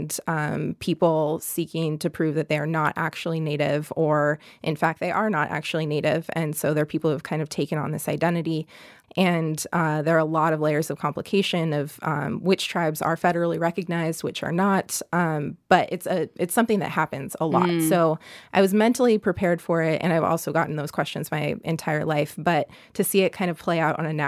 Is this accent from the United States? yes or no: yes; San Diego, California, United States; moved away; I grew up in Southern California, in suburban San Diego